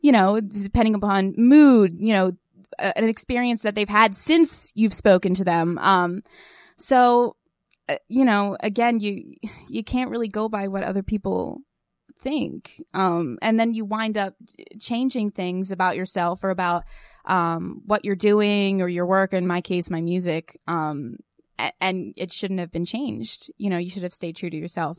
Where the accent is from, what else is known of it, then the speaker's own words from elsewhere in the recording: Pottstown, Pennsylvania, United States; I grew up in Pottstown, Pennsylvania, uh, tiny, small town, small, small town